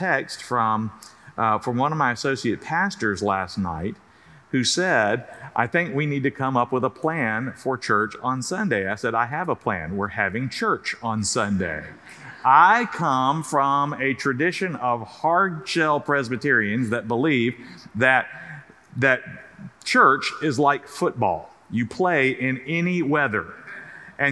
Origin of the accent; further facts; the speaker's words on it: South Carolina, United States; moved away; when I was a little kid growing up in South Carolina